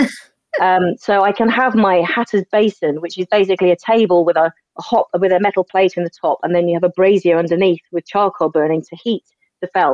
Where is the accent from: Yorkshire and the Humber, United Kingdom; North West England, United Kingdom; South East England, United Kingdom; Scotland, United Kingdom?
South East England, United Kingdom; Sussex; moved away; I'm from Sussex originally.